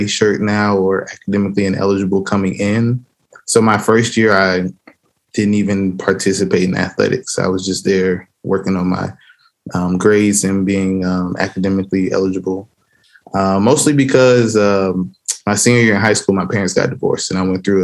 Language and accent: English; Fort Wayne, Indiana, United States; also born or lived in Nashville, Tennessee; I was raised in Fort Wayne, Indiana